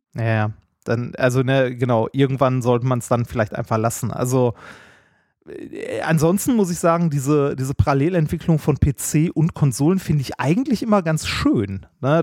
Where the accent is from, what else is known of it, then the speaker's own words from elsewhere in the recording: Ruhr area, North Rhine-Westphalia, Germany; ich bin ein Kind des Ruhrgebiets